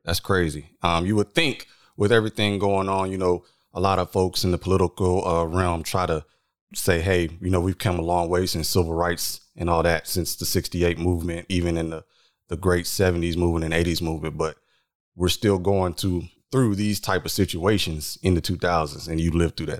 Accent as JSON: {"language": "English", "town": "San Antonio", "region": "Texas", "country": "United States", "tie": "born or raised there", "said": "we are both from San Antonio for the world listening, San Antonio, Texas, not Ibiza"}